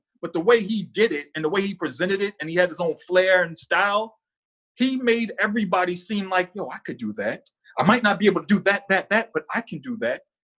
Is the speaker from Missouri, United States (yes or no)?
no; Boston, Massachusetts, United States; So I grew up in the South End, Lower Roxbury.